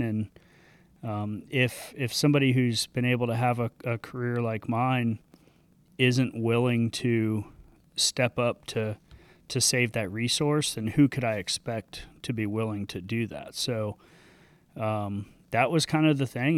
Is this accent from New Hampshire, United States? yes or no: no; Sanibel, Florida, United States; grew up, uh, on a, on a little island off the coast of Southwest Florida called Sanibel.